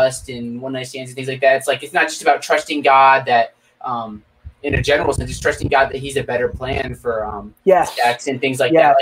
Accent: State College, Pennsylvania, United States; my hometown is the home of one of the biggest party schools in the nation, Penn State University

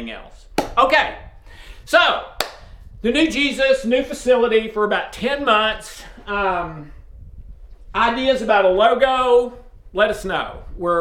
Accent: East Tennessee, United States; also born or lived in Brentwood, Tennessee; I was born and bred in Tennessee, but in a very small town in East Tennessee

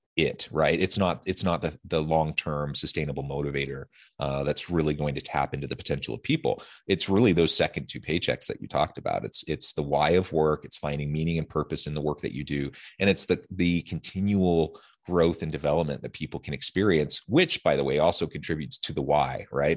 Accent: Salem, Oregon, United States; now in Utah, United States; I grew up in Salem

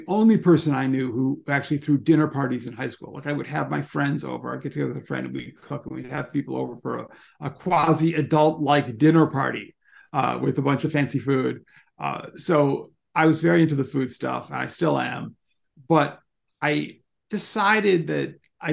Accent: Ann Arbor, Michigan, United States; my hometown

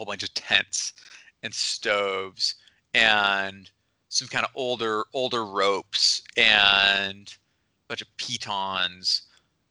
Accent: Seattle, Washington, United States; now in Smith Rock, United States; I grew up in Seattle

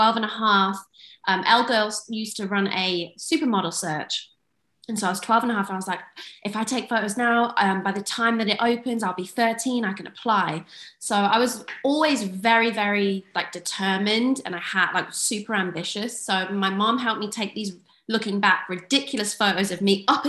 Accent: Kidderminster, West Midlands, United Kingdom; also born or lived in Turkey; I am from England, from a tiny town called Kidderminster.

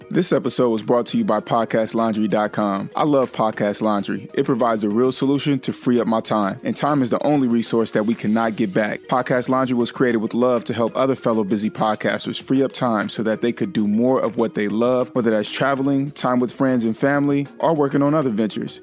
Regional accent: United States; myself as an American national

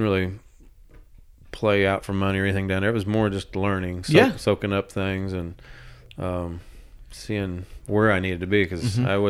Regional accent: Illinois, United States; moved away as an adult; also born or lived in Nashville; hey, I'm from Illinois

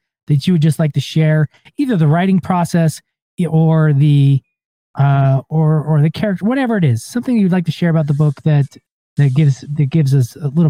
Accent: Ogden, Utah, United States; one in Ogden, of course, because that's my hometown.

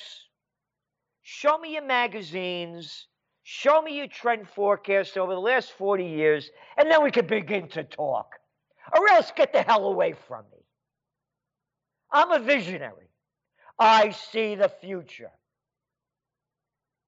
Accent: New York City, New York, United States; When I was a little kid, I was born in the Bronx. Hone Avenue. Allerton Avenue and Boston Post Road.

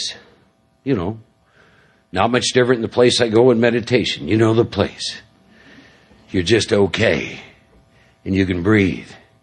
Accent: Midwest, United States; born and raised in the Midwest

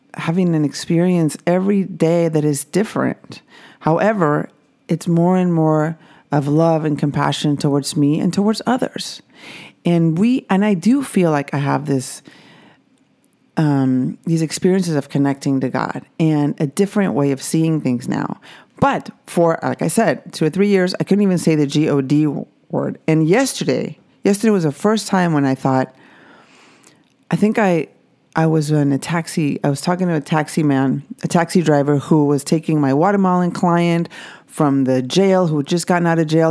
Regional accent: Mexico; I grew up Catholic in Mexico

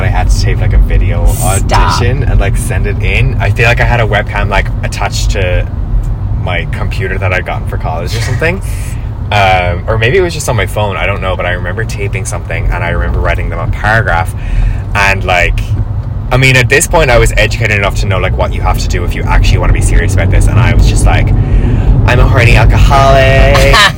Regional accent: Limerick, Munster, Ireland; moved away as an adult; I was in my first year of college in Limerick. So I went to college in my hometown

